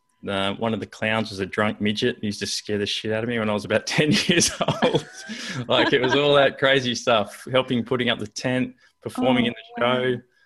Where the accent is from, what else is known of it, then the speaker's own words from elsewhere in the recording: Canberra, Australian Capital Territory, Australia; Well, I grew up in Canberra, which sounds pretty boring, but I actually grew up in a circus.